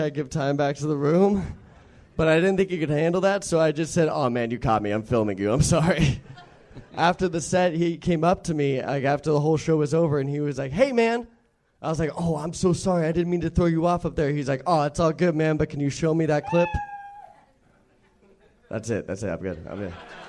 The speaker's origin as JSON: {"language": "English", "town": "Torrance", "region": "California", "country": "United States", "also_born_or_lived": "Costa Mesa", "lives_now": "Los Angeles, United States"}